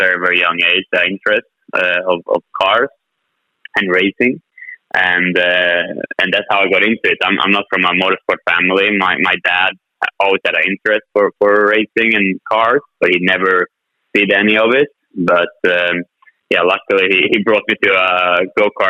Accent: Sweden; not only in my home country, Sweden

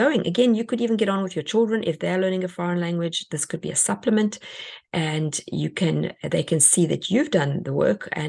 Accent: South Africa; now in United States; I come from South Africa

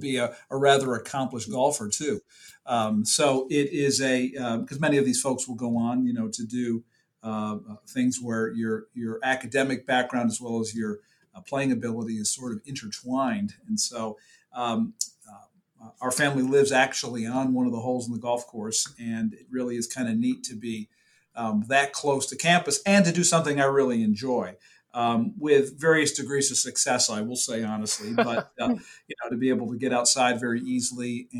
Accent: Rochester, New York, United States; moved away as an adult; now in North Carolina, United States; I grew up in Rochester, New York

